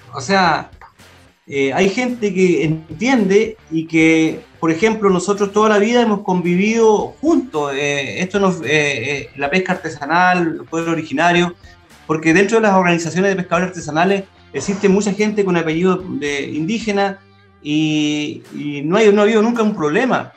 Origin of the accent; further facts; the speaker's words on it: Chile; somos todos chilenos